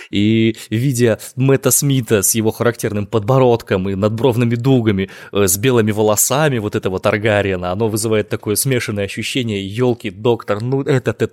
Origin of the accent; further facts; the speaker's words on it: Omsk, Omsk Oblast, Russia; из Омска.